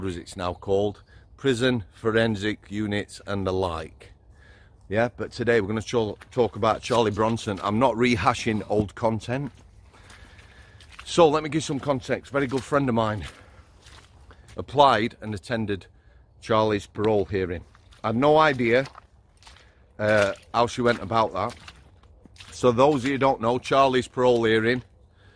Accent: Yorkshire and the Humber, United Kingdom; as a Yorkshireman

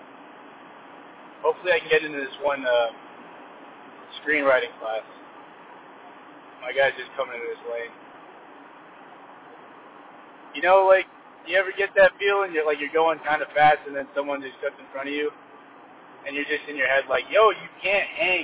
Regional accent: California, United States; I'm from California

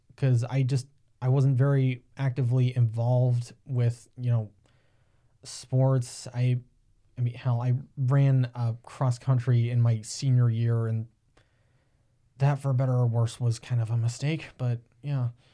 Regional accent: Upper Sandusky, Ohio, United States; also born or lived in Tiffin, Ohio; raised a little outside of Upper Sandusky, which is about thirty minutes away from Tiffin.

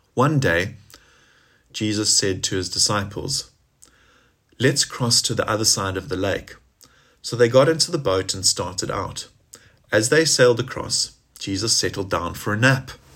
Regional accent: South Africa; now in Gloucestershire, United Kingdom; as we say in South Africa, how's it?

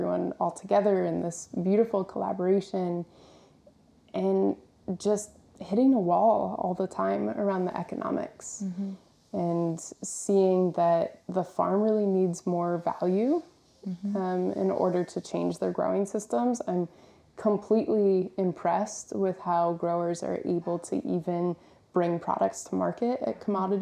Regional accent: West Virginia, United States; I grew up in West Virginia around corn and soy farmers

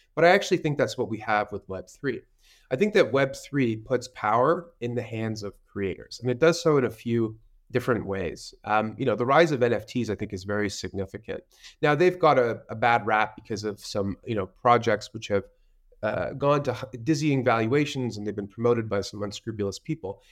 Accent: Canada; I'm a Canadian, and I started my career in traditional finance

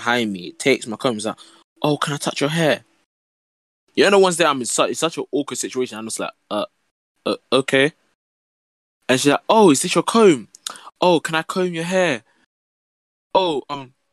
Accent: London, United Kingdom; I was the only black boy in my class, and surprise, I was from South London as well

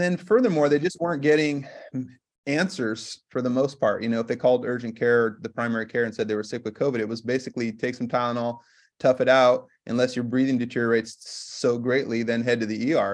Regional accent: California, United States; moved away as an adult; also born or lived in Massachusetts / Minnesota; now in Washington, United States; I work as an integrative medicine physician here in Washington State, and I grew up in California

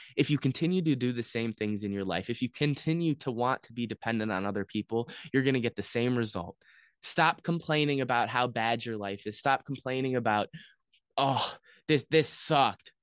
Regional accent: United States; as an American citizen

